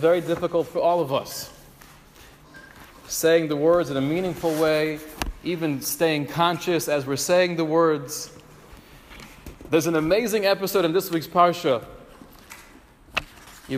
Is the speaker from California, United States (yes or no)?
yes; Los Angeles, California, United States; moved away; back in my hometown